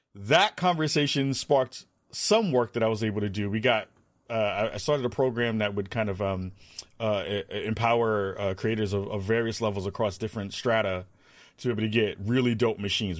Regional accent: New York City, New York, United States; moved away; growing up in the Bronx, back home in New York

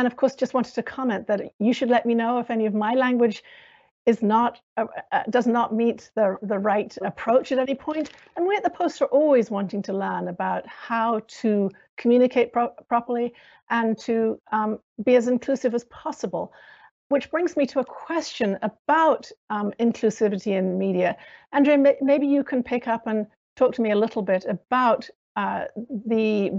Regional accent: United Kingdom; accent: British American; I'm white, and as you can probably hear from my accent, I'm British American.

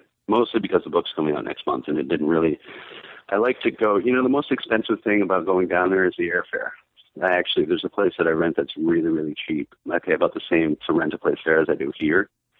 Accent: Maine, United States; I figured I would just stick it out here this year and actually, you know, earn my bona fides as a Mainer, as a native born Mainer.

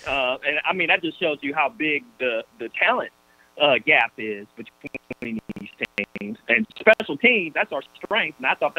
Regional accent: Georgia, United States; also born or lived in Albany, Georgia; I'm from Georgia

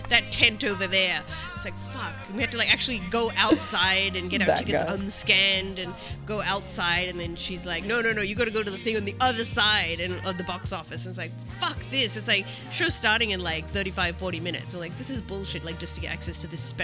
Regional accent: Melbourne, Victoria, Australia; moved away; I'm from Melbourne

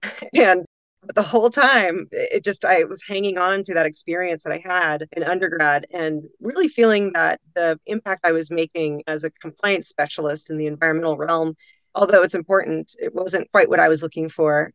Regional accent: Pacific Northwest, Washington's Cascade Mountain Range, United States; now in Boise, United States; i grew up in the shadow of washington's cascade mountain range under beautiful evergreen canopies frolicking in the wild spaces of the pacific northwest

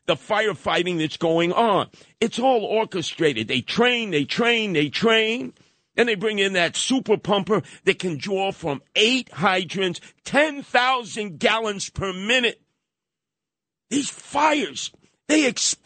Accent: New York City, New York, United States; also born or lived in Brownsville, Brooklyn; even lived in Osborne and Hegeman at one time, after I grew up in Canarsie.

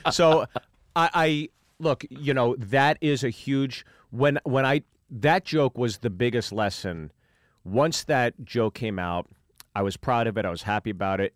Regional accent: Pittsburgh, Pennsylvania, United States; from Pittsburgh, Pennsylvania

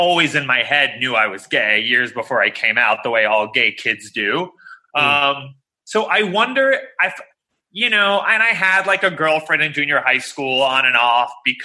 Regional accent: New York City, New York, United States; also born or lived in Evanston, Illinois; we were like chubby Jewish kids growing up in Queens

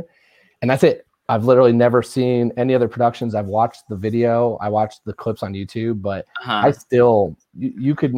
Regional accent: Indiana, United States; I'm the person from Indiana

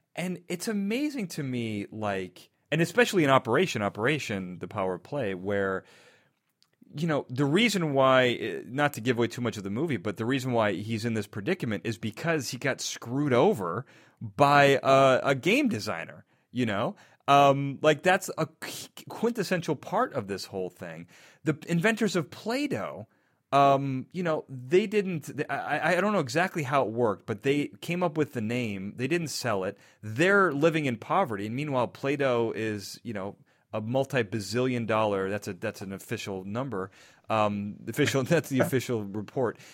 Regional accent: Chicago, Illinois, United States; also born or lived in Naperville; I'm from Chicago, and I lived in Naperville for a little bit.

